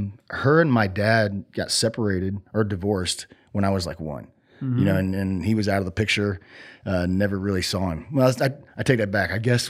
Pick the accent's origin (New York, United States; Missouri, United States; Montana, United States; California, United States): Missouri, United States; Cassville; born there; So I was born in Missouri, Cassville, Missouri. It's like the southwest portion, you know?